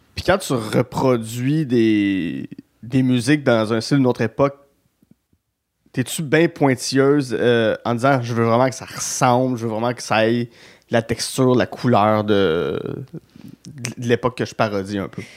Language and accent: French; Gatineau, Quebec, Canada; je viens de Gatineau